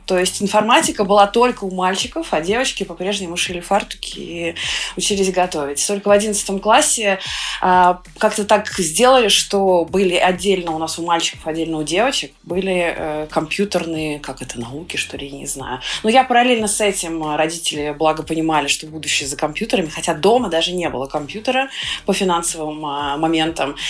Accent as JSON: {"language": "Russian", "town": "Sergiev Posad", "region": "Moscow Oblast", "country": "Russia", "tie": "born or raised there", "said": "я росла в Сергиевом Посаде, относительно небольшой город в, в Московской области"}